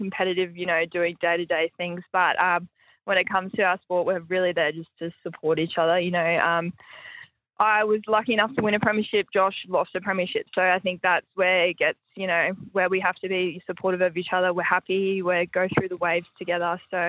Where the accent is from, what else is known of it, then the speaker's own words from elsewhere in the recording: Brisbane, Queensland, Australia; Yeah, I'm from Brizzy, so grew up